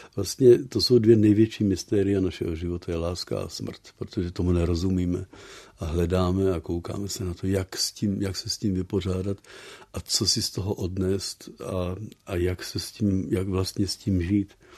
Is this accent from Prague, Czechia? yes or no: yes; Prague, Czechia; moved away as an adult; now in Netherlands; já jsem z Prahy původně, ale vlastně už 50 let nemluvím česky